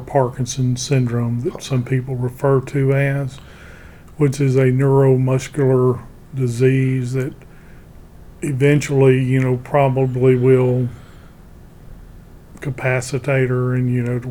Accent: Monroe, Louisiana, United States; I'm from Monroe area.

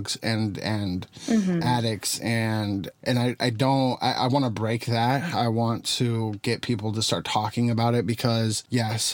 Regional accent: Tucson, Arizona, United States; moved away; Tucson is my hometown. That's where I'm originally from

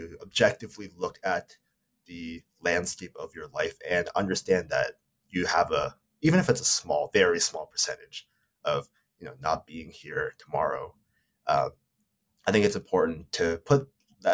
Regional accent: Canada; I'm Japanese Canadian. I'm living in Canada right now

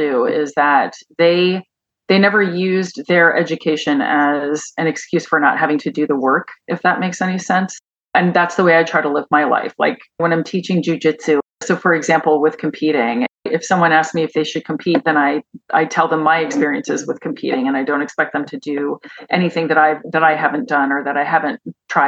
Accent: Pennington, New Jersey, United States; moved away; also born or lived in Chicago; I grew up in Pennington, New Jersey

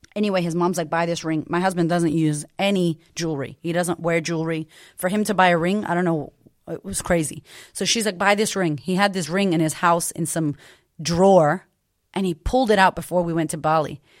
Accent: Boston, Massachusetts, United States; I grew up in Boston to a single mother

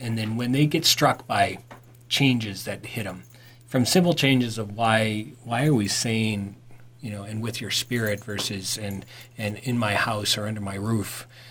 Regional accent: Ireland; I usually do that. I'm Irish, for crying out loud.

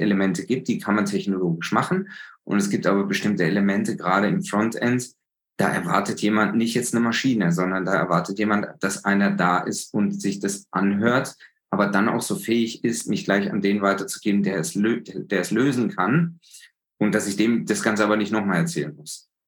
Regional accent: Germany; als Deutsche

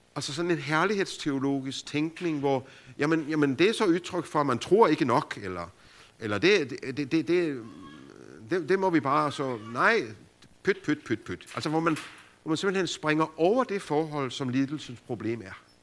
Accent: Denmark; hjemme i Danmark, hvor det bare regner

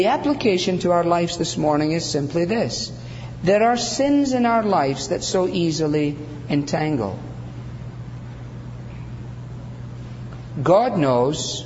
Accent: Scotland, United Kingdom; I'm not Scottish for nothing

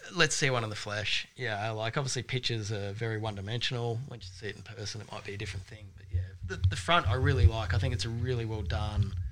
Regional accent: Australia; I'm actually Australian born

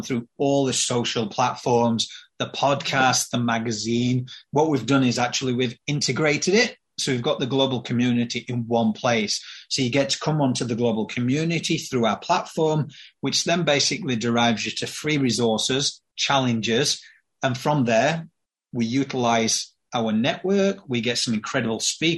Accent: Yorkshire and the Humber, United Kingdom; I'm from Yorkshire.

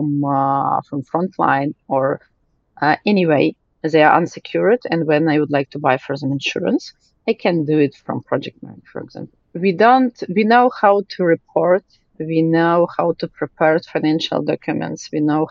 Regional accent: Ukraine; from Ukraine

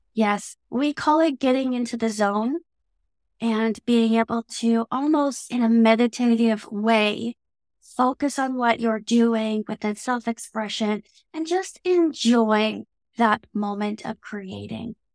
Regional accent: Canada; accent: Canadian English; my very Canadian English accent

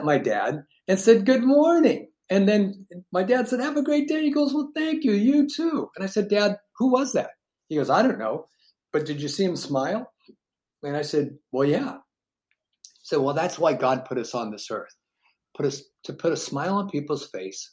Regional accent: Seattle, Washington, United States; we were born and raised in Seattle

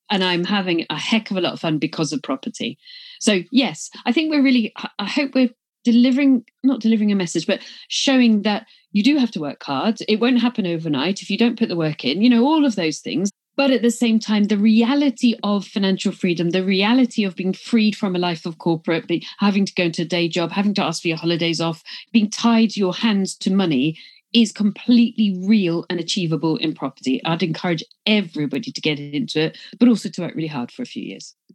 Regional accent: Glasgow, Scotland, United Kingdom; accent: English; I joke about it because I'm from Glasgow, even though I've got an English accent, that's Scottish Presbyterianism.

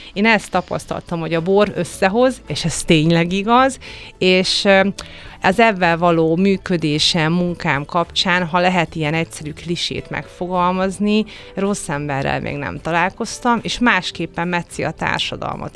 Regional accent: Hungary; milyen magyar vagyok

